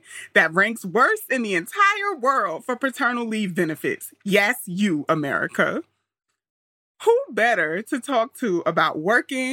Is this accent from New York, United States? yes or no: yes; New York City, New York, United States; moved away as an adult; also born or lived in Auburn, Alabama; Auburn was like culture shock for me because I grew up in Queens